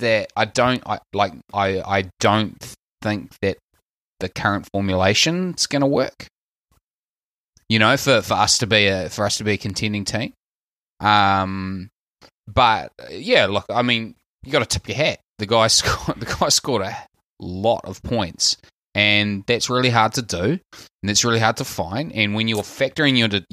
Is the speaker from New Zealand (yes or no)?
yes; New Zealand; accent: Kiwi; My Kiwi accent, I'm so Kiwi